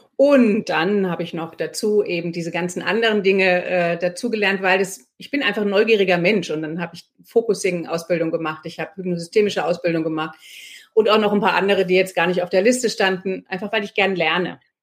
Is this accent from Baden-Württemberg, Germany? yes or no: no; Marburg, Hesse, Germany; moved away as an adult; also born or lived in Freiburg / United States; now in Frankfurt, Germany; ich komme aus Marburg und als Marburgerin hat man erstmal ziemlich viele Vorurteile Frankfurt gegenüber.